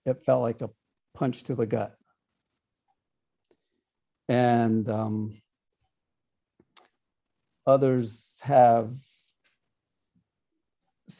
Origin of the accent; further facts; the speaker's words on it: United States; I am from the Ocheti Shakoni Oyate, are the people of the seven fires. Here in the States, we're called Sioux Indians